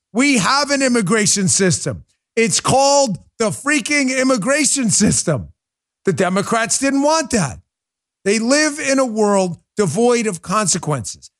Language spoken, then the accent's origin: English; New York City, New York, United States; moved away; also born or lived in Maryland; I grew up in New York City